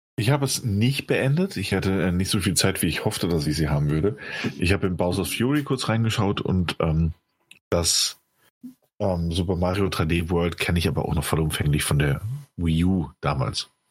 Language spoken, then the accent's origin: German; Rhineland-Palatinate, Germany; bei uns in der Pfalz